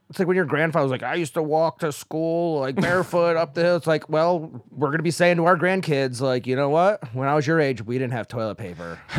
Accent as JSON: {"language": "English", "region": "upstate New York", "country": "United States", "tie": "born or raised there", "said": "We had a seafood restaurant in my hometown that was run by a cult."}